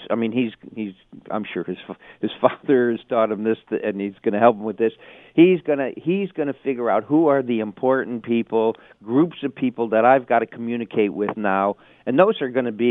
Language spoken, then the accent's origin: English; Ontario, Canada; You know, I'm from Ontario, but I but I'm gonna I'm gonna fight hard for things that are important out west.